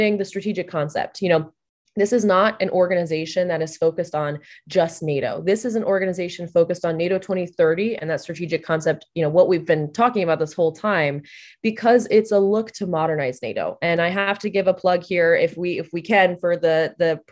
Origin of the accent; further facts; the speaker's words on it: Texas, United States; now in Washington, D.C., United States; a Texan